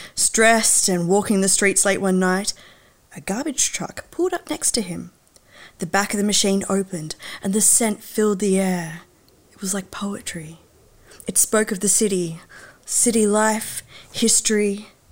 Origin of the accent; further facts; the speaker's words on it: Hobart, Tasmania, Australia; moved away; also born or lived in Western Australia; I was born in WA, but I grew up in Hobart